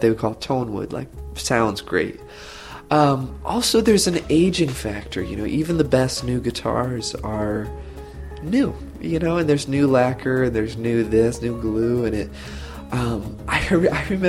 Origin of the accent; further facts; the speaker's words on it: Santa Rosa, California, United States; also born or lived in Tiburon, California; I grew up in Santa Rosa, which is Sonoma County, like wine country